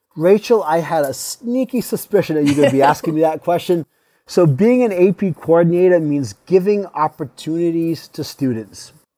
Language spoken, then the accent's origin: English; Tiverton, Rhode Island, United States; moved away as an adult; now in Massachusetts, United States; I was born and raised in Tiverton, Rhode Island, but currently reside in Fargo, Massachusetts